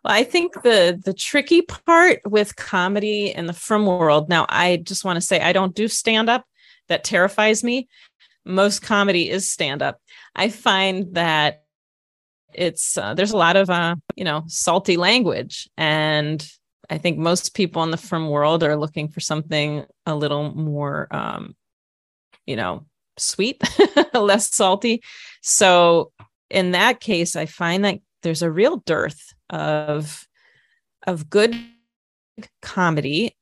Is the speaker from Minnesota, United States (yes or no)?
yes; Minnesota, United States; moved away as an adult; also born or lived in Jerusalem, Israel; now in Israel; I grew up in Minnesota